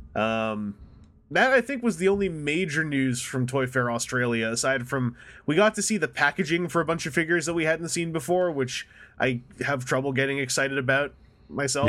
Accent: Canada; I'm from Canada, so we do sometimes use French words

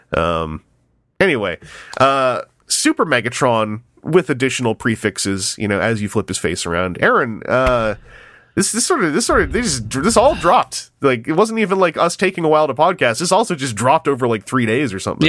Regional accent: Canada; as a Canadian

